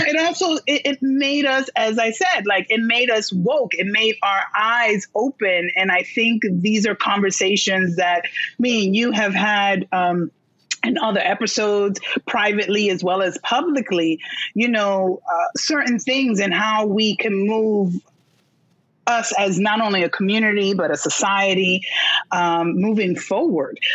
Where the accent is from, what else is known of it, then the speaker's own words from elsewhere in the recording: New York City, New York, United States; I was born in Brooklyn